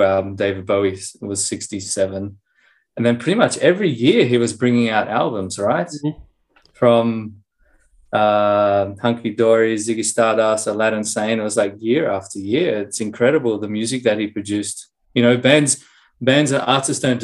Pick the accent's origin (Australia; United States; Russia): Australia; Sydney, New South Wales; moved away as an adult; now in Prague, Czech Republic; growing up in Australia